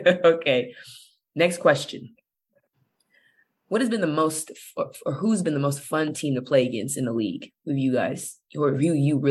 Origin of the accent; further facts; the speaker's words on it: Bakersfield, California, United States; I'm from Bakersfield, so I'm all Cali too.